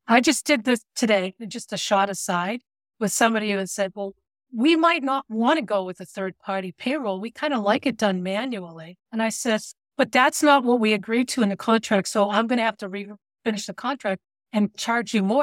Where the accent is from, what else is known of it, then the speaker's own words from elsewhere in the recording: United States; I'm an American